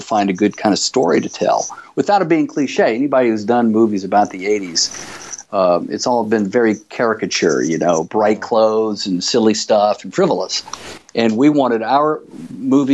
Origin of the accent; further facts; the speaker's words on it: Birmingham, Alabama, United States; moved away as an adult; also born or lived in New York / Los Angeles; I was from Birmingham, and we traveled every summer to Laguna Beach